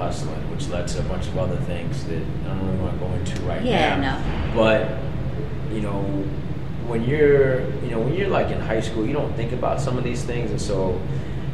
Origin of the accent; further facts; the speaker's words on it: New York City, New York, United States; I grew up in Brooklyn. I grew up in Fort Greene, in pre-gentrified Brooklyn